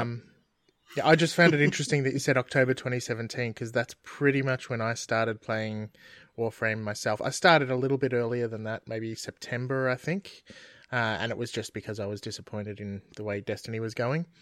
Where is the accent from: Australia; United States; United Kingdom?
Australia; we're Australian